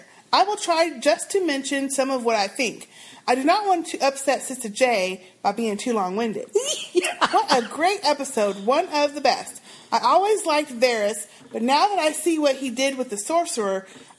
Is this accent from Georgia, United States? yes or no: no; New York, United States; accent: Harlem accent; However, I was raised in East Harlem, Manhattan, and have been told by other New Yorkers that I have a Harlem accent.